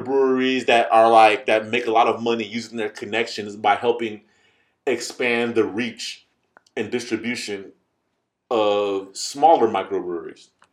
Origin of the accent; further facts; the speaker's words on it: United States; I'm I'm American, and you know what? I'm so American